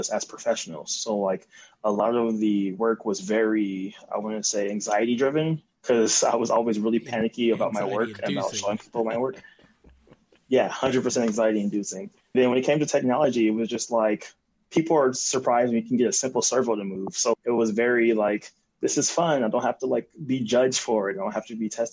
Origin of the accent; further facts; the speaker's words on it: Compton, California, United States; I grew up in Compton with my parents